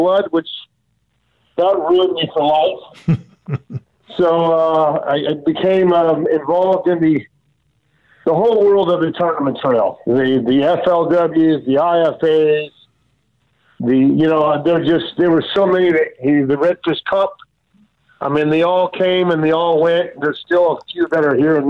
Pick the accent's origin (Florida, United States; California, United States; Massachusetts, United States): Florida, United States; South; also born or lived in Miami; I grew up in South Florida